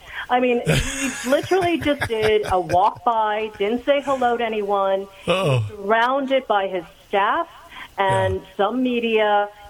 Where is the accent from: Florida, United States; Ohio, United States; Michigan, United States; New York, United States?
New York, United States; New York City; I am a born and raised New Yorker. I'm from Queens, New York.